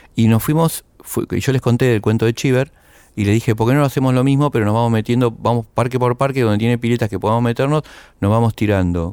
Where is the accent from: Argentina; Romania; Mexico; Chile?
Argentina; en nuestro país